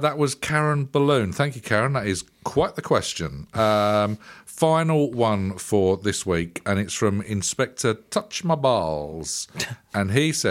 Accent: Basildon, East of England, United Kingdom; I'm from Basildon.

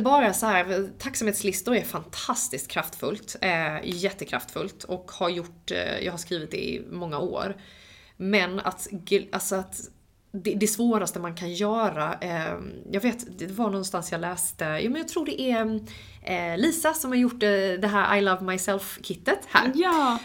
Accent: Halmstad, Halland County, Sweden; moved away as an adult; also born or lived in Los Angeles, United States; Jag eh, fick flytta hem till min hemstad, hem till mina föräldrar

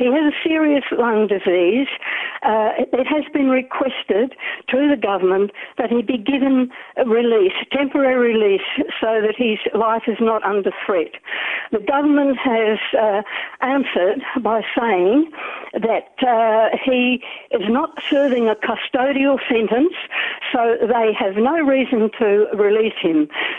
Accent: Australia; now in New Zealand; I'm ringing from New Zealand. I'm an Australian.

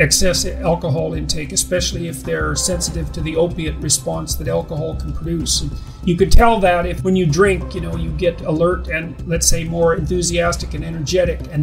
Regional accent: Northern Alberta, Canada; I said I was from Northern Alberta

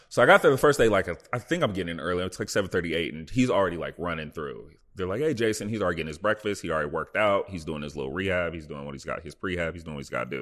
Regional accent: Dallas, Texas, United States; moved away as an adult; also born or lived in Buffalo, New York / Indiana; now in Los Angeles, United States; growing up in the Dallas, Texas

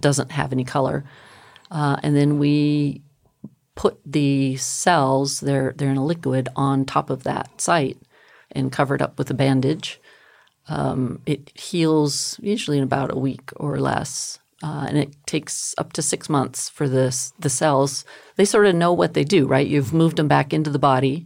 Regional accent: El Paso, Texas, United States; I grew up in El Paso

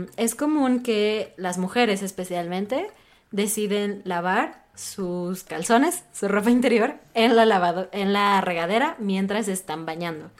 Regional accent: Mexico; a mí como mexicana

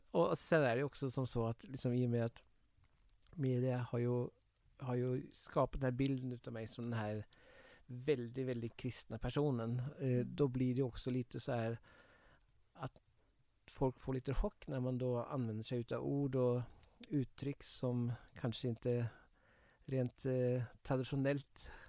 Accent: Kongsvinger, Innlandet, Norway; Eh, jag växte upp på Kongsvinger, det var ju väldigt nära gränsen.

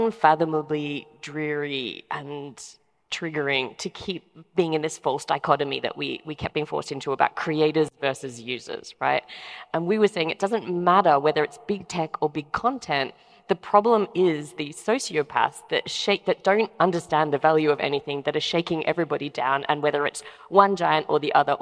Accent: Australia; I'm Australian

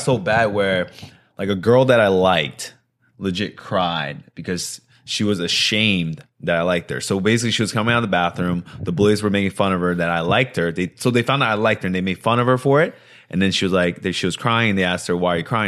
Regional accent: New Jersey, United States; I was born in New Jersey um, from Korean immigrant, immigrant parents

